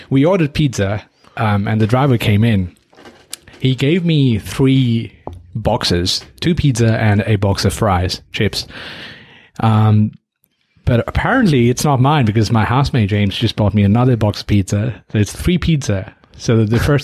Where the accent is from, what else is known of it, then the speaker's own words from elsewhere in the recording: Nepal; now in Australia; My home country, Nepal